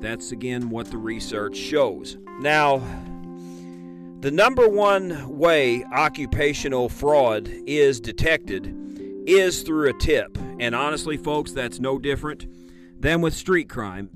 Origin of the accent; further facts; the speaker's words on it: Illinois, United States; Illinois, my home state